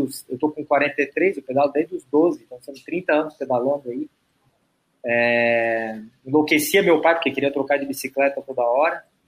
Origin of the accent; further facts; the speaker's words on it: Florianópolis, Santa Catarina, Brazil; eu sou daqui de Floripa, né? Eu estudei aqui.